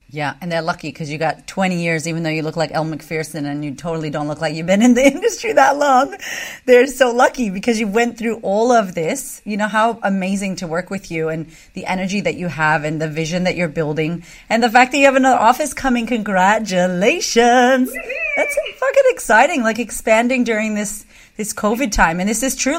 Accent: United States; moved away as an adult; now in Australia; I'm American

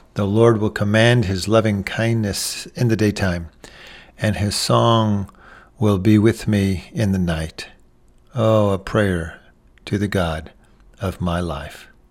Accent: Texas, United States; I'm from Texas

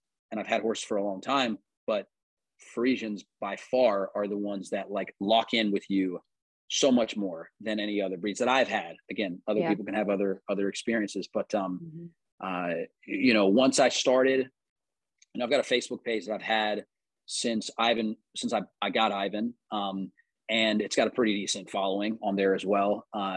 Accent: Charlotte, North Carolina, United States; also born or lived in North Adams, Massachusetts / Cherryville, North Carolina; We moved down here when we were three, or when I, not we, I was three.

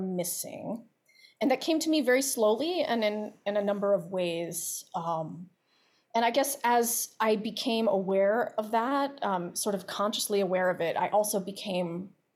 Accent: Baltimore, Maryland, United States; I'm from Baltimore

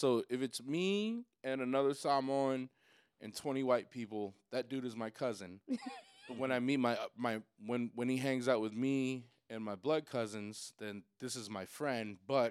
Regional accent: Seattle, Washington, United States; also born or lived in Portland; I'm from Seattle, but I've spent a lot of time in Portland

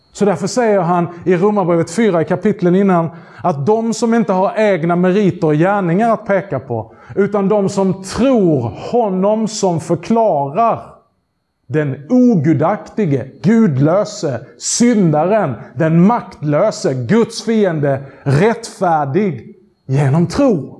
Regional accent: Skåne, Sweden; accent: skånska; min skånska

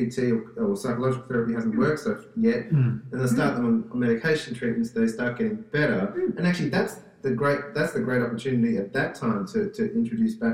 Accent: Australia; I'm Australian

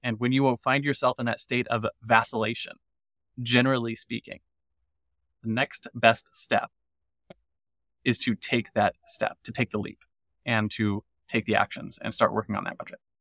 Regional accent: United States; As an American

